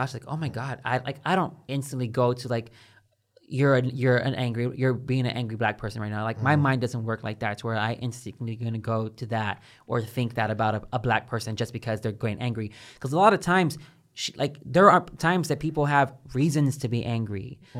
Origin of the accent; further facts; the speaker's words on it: Baytown, Texas, United States; Like when I come from Baytown, like whenever I walk down the street, like I'm looking into my corners and I'm always ready to like get pop off on someone just in case they're about to come for me.